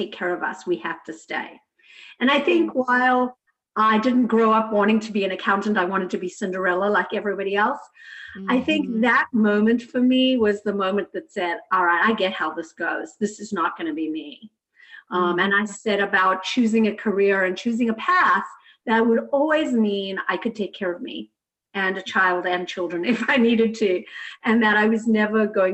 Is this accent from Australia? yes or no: no; South Africa; I grew up in South Africa in a very traditional home